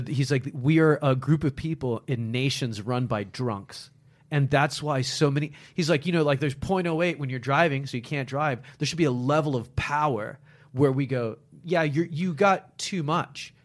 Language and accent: English; United States; accent: American; I'm American. Listen to this accent that you guys have beaten into me